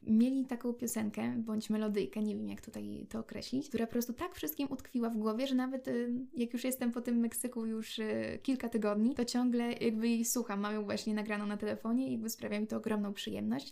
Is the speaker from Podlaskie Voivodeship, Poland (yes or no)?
yes; Brańsk, Podlaskie Voivodeship, Poland; My oczywiście jesteśmy z Brańska